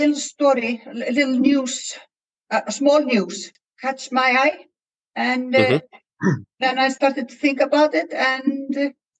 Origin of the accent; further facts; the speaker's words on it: Iceland; I come from Iceland